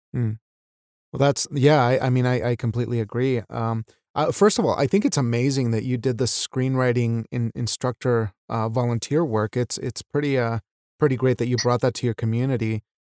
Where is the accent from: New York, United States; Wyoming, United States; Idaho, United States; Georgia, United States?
Wyoming, United States; a Mexican American who was raised in Wyoming, the state of Wyoming of all places